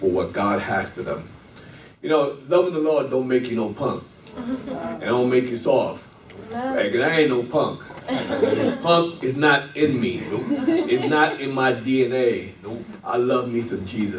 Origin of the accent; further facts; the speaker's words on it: New York City, New York, United States; moved away; I'm a Brooklyn boy. Bedford Stuyvesant